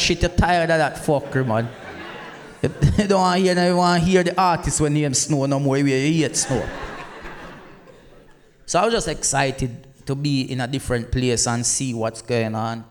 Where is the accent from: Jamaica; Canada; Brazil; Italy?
Jamaica; Black River, Saint Elizabeth; also born or lived in England; now in United Kingdom; Because I didn't grow up in England, and through me, I come from Jamaica